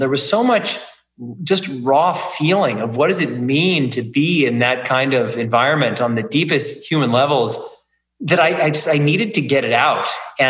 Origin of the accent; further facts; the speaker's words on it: Kansas City, Missouri, United States; I mean, I'm from Kansas City. I certainly know the Midwest pretty well.